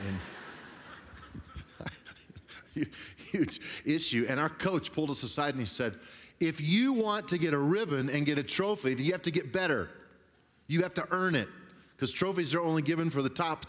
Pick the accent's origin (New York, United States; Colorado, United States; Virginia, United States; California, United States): Colorado, United States; Grand Junction; I grew up on the West Slope in a little town called Grand Junction